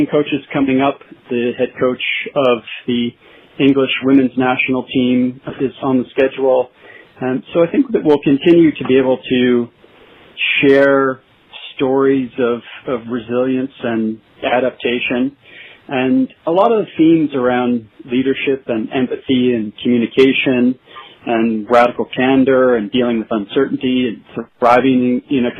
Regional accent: Erie, Pennsylvania, United States; moved away as an adult; also born or lived in Michigan; now in Vancouver; I grew up in a small town called Erie, Pennsylvania.

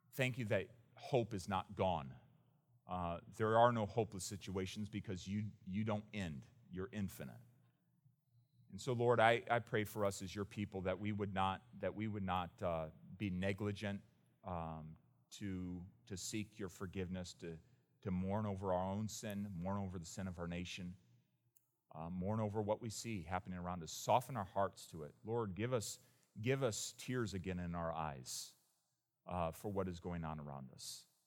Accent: United States; as an American

